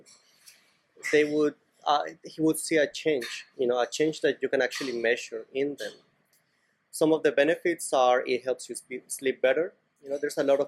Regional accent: Cali, Valle del Cauca, Colombia; now in Barcelona, Spain; I grew up in Cali, Colombia

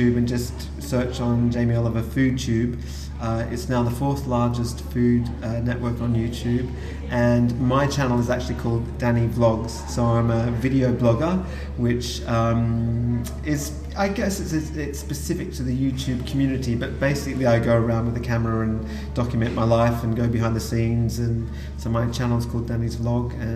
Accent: Australia; moved away as an adult; now in London, United Kingdom; I'm from Australia originally. My grandparents were farmers. I grew up knowing about food.

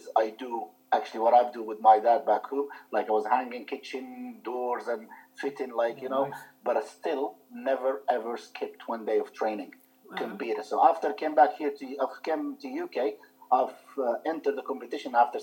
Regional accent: Libya; English is a second language; moved away as an adult; also born or lived in Malta; now in United Kingdom; 94, after my show, I moved from Libya. I went to Malta

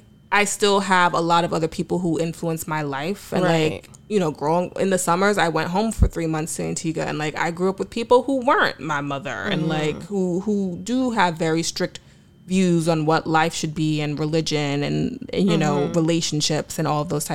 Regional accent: United States; I'm American

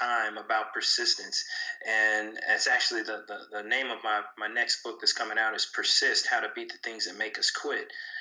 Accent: Kansas City, Missouri, United States; I'm originally from Kansas City, Missouri

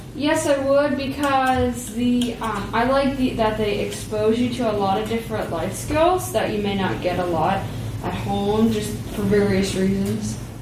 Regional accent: Commercial Point, Ohio, United States; I am from Commercial Point, Ohio, which is south of Columbus

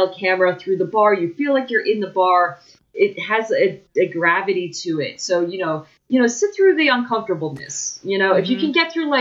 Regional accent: New Jersey, United States; also born or lived in Hillside, New Jersey / Nutley, New Jersey; we're both from Jersey

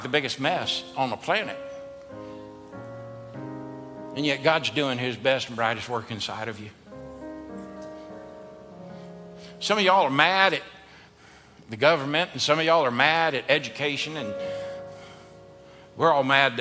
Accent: the South, United States; we're from the South.

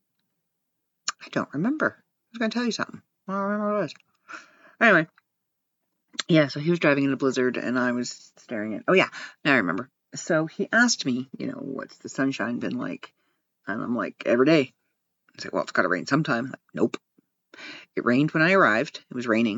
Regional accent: Ontario, Canada; I'm from Ontario and where I live is covered in snow

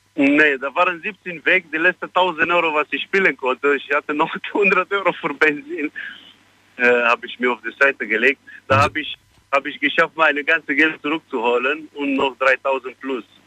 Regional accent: Albania; German is a second language; now in Düsseldorf, Germany; ich bin nicht Pole. Ich bin, äh, ich bin Albaner.

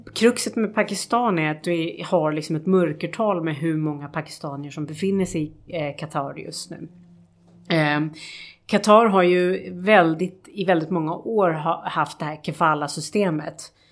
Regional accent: Sweden; som svenskar

